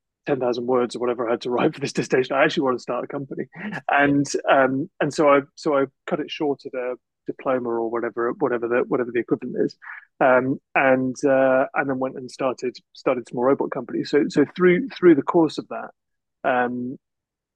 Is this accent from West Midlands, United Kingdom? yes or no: yes; Shropshire, West Midlands, United Kingdom; I grew up in Shropshire